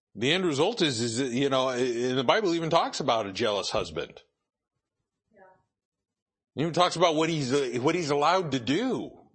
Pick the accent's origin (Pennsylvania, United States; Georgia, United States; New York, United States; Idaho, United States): Idaho, United States; I grew up in Idaho